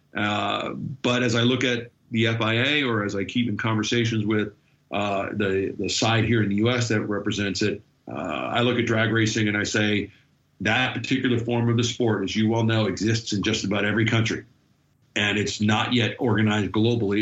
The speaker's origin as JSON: {"language": "English", "country": "United States", "said": "as an American"}